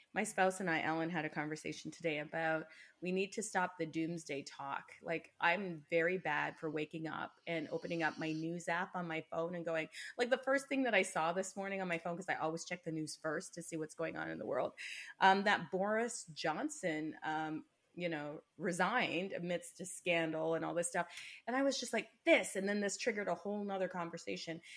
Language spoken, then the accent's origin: English; Canada; I'm a Canadian